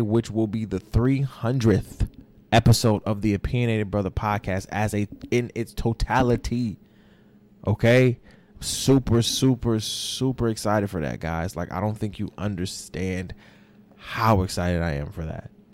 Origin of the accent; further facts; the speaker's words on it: Florida, United States; moved away; I say I'm from Florida, right? No, my brother, born, raised, bred from Florida. You understand what I'm saying? Like, I was born a little bit raised